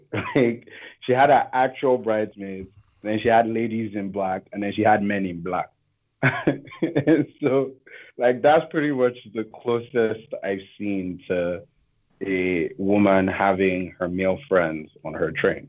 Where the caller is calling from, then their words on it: San Francisco, California, United States; from San Francisco.